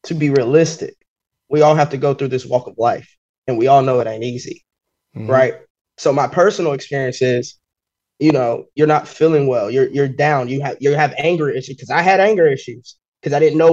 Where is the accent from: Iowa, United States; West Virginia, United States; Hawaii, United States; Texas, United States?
West Virginia, United States; As a black female, I'm born and raised in West Virginia